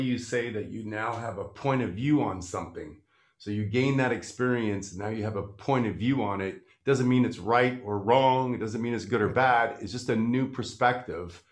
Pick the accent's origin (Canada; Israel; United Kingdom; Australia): Canada; I'm from Canada.